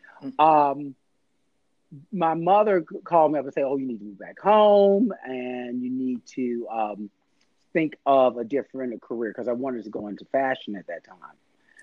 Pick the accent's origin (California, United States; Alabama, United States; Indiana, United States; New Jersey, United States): Alabama, United States; Birmingham; accent: Southern; moved away as an adult; now in New York, United States; I wouldn't change it for the world growing up in Birmingham, Alabama. It does give you some sense of home and values being from a suburban lifestyle